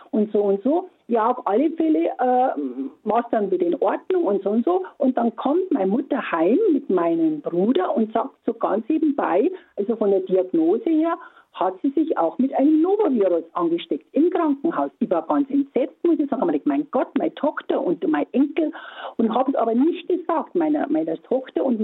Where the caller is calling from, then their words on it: Hirschhorn, Bavaria, Germany; Ja, guten Morgen. Ich komme aus Hirschhorn, Nähe nee, von Eggenfelden.